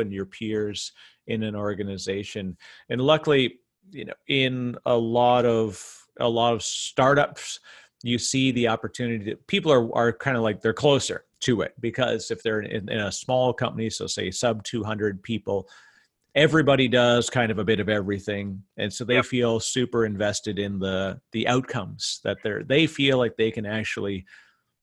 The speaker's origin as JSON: {"language": "English", "country": "Canada", "said": "as a Canadian"}